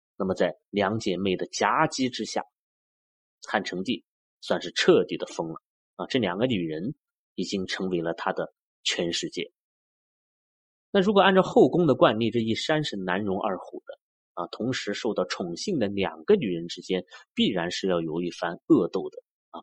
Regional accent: China; 我们中国人

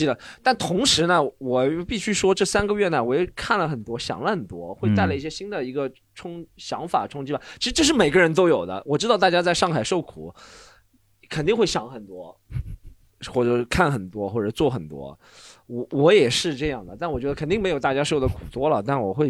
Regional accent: Shanghai, China; 我觉得挺幸运的是，我虽然是上海人，但我没有经历这个事情。

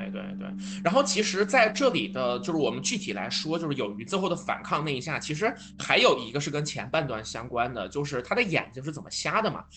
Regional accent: China; 我们中国人

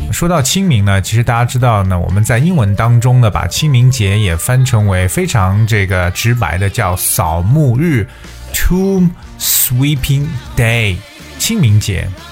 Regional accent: China; 我们中国人

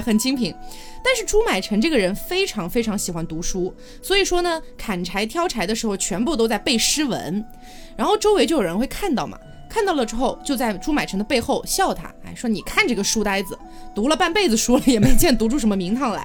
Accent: Qionglai, Sichuan, China; moved away; 这个林琼县啊，其实就是我老家，哎，也就是现在的四川成都市旗下的

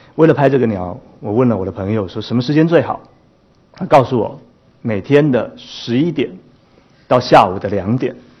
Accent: Taipei, Taiwan; 其实我是一个在台湾，台北市里面长大的孩子

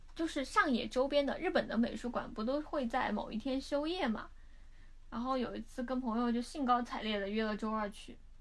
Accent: Sichuan, China; now in Tokyo, Japan; 作为一个四川人

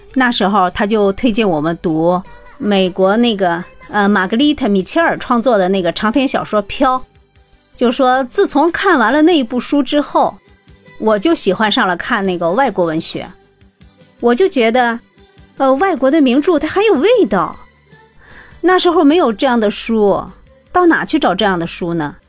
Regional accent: Jinan, Shandong, China; 我来自七十年代，山东济南人。我现在从事的工作呢，是和建筑机械相关的行业

